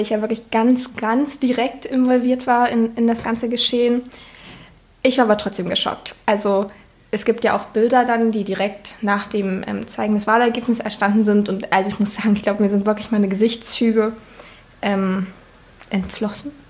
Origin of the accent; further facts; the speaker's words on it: Saxony-Anhalt, Germany; moved away as an adult; now in Leipzig, Germany; Ich bin ähm, in Sachsen-Anhalt geboren und da zur Schule gegangen